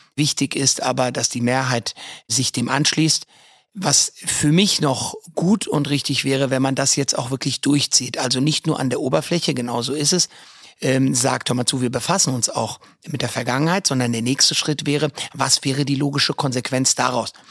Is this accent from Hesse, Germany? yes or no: yes; Frankfurt, Hesse, Germany; ich bin Frankfurter Bub durch und durch, bin in Frankfurt groß geworden